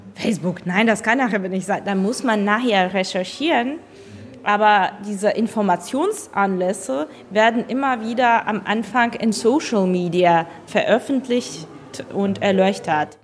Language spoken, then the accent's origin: German; Ukraine; moved away; bei uns zu Hause